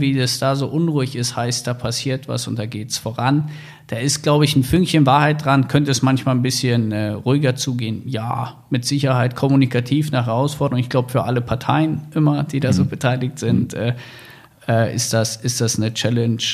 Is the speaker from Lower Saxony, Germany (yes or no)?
yes; Wolfsburg, Lower Saxony, Germany; moved away as an adult; also born or lived in Hamburg; ich bin ja in Wolfsburg groß geworden